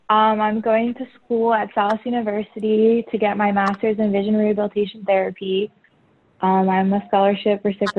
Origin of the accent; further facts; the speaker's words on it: Bethlehem, Pennsylvania, United States; I'm from Bethlehem, Pennsylvania.